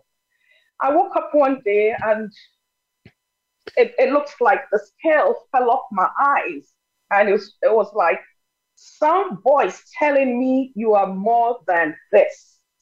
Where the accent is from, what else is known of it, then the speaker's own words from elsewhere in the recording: Nigeria; first language Yoruba; English is a second language; moved away as an adult; now in United States; I'm originally from Nigeria, schooled in Nigeria, but came to the U.S. in 1980.